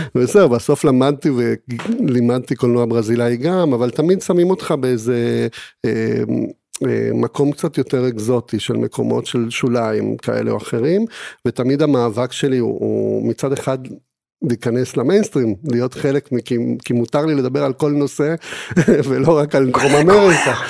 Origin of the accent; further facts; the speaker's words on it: Argentina; Hebrew is a second language; now in Israel; גדלתי במדינה דיקטטורית, וכשהייתי אה, בן שבע, היא עברה להיות שוב דמוקרטיה.